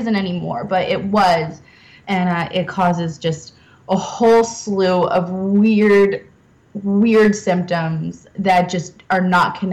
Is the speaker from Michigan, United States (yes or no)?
no; Bergen County, New Jersey, United States; I grew up in New Jersey in like the suburbs, and in this like, you know, wealthy Bergen County, you know, town